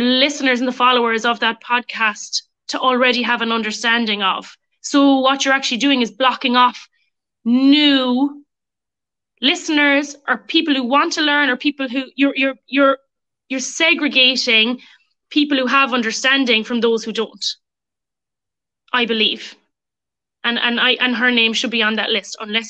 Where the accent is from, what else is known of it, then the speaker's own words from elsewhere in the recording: Ireland; memories of growing up as a proud young Irish girl.